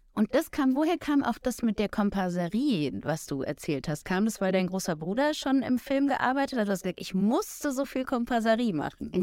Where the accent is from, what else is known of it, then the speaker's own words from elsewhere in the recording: Munich, Bavaria, Germany; ich bin eigentlich auch geborene Münchnerin